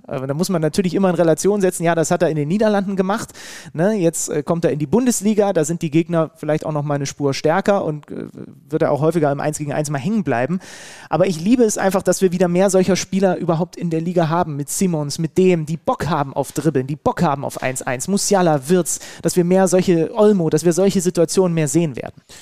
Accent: Leipzig, Saxony, Germany; als gebürtiger Leipziger

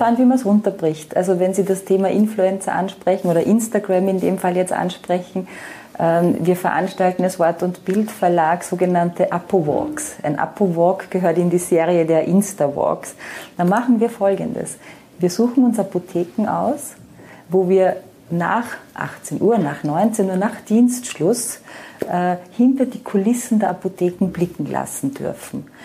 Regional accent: Austria; moved away as an adult; also born or lived in Vienna; now in Baierbrunn, Germany; ich bin gebürtige Österreicherin, wie man hört

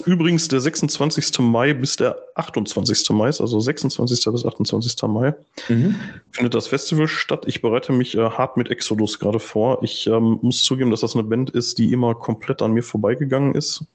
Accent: Gladbeck, North Rhine-Westphalia, Germany; moved away; also born or lived in Gelsenkirchen; ich komme halt ursprünglich aus Gladbeck

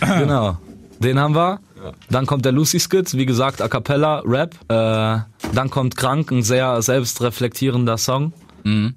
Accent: Saarbrücken, Saarland, Germany; bei uns im Saarland, in Saarbrücken

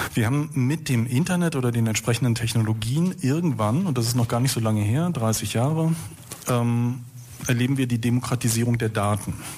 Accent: Berlin, Germany; Wenn wir aber als Berliner, und ich hier in der Volksbühne beispielsweise habe 1981 meine Jugendweihe gehabt

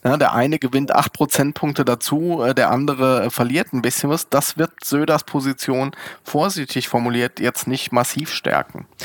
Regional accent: Berlin, Germany; als Berliner

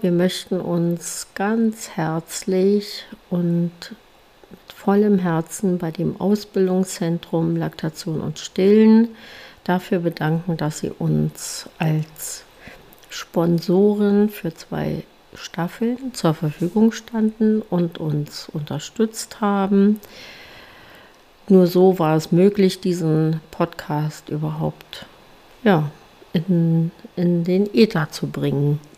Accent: Germany; bei uns in Deutschland

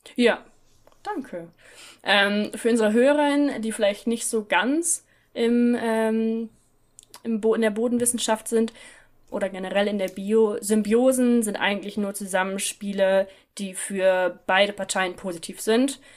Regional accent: Northern Germany, Germany; in Norddeutschland, wo ich herkomme

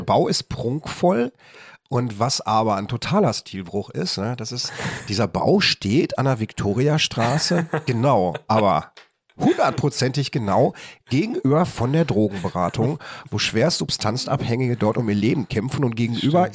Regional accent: Bochum, North Rhine-Westphalia, Germany; als Bochumer

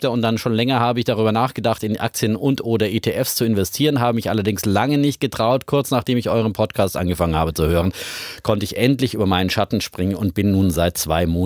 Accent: Franconia, Bavaria, Germany; natürlich als Franke

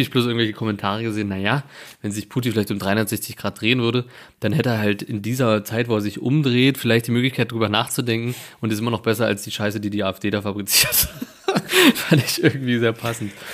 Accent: Germany; hier natürlich bei uns in Sachsen und Thüringen

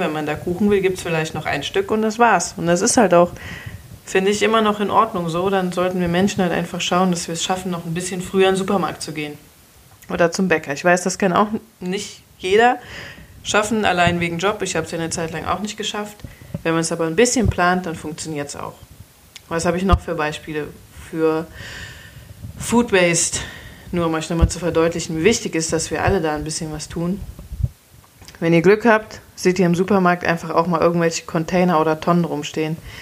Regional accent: Cologne, North Rhine-Westphalia, Germany; als Kölner

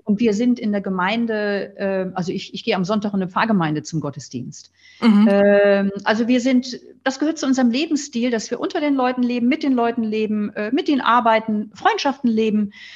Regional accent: near Flensburg, Schleswig-Holstein, Germany; Ich bin am Meer aufgewachsen in der Nähe von Flensburg

